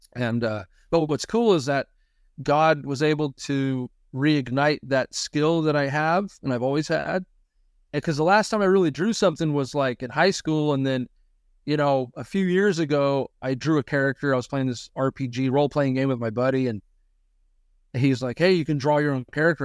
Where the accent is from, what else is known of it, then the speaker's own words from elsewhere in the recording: Missouri, United States; we're from Missouri, live in Missouri